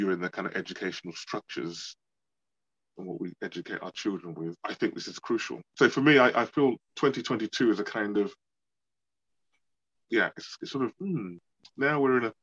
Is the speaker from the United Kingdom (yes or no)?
yes; London, United Kingdom; I was born in London